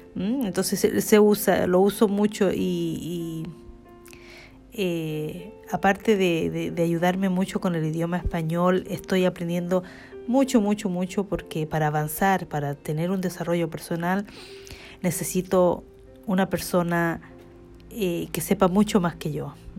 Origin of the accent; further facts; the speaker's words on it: Chile; now in Stockholm, Sweden; soy chilena, eh, nací en Chile eh, y vivo en Suecia desde hace 32 años